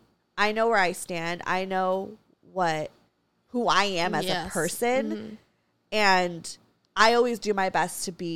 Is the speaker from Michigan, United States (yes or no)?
no; Santa Clarita, California, United States; also born or lived in Los Angeles; I grew up in Santa Clarita, predominantly conservative town, and, like, I guess, quote-unquote, whitewashed. And I, you know, lived in L.A.